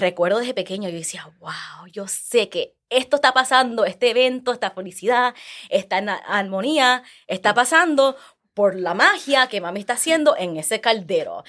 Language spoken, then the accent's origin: Spanish; New York City, New York, United States; also born or lived in Manhattan; nací en Manhattan, me crié en el Bronx, ah, de padres boricuas y ecuatorianos